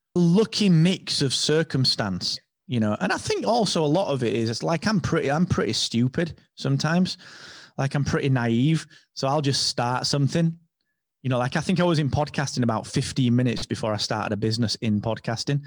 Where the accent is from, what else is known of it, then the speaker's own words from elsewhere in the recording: England, United Kingdom; I'm English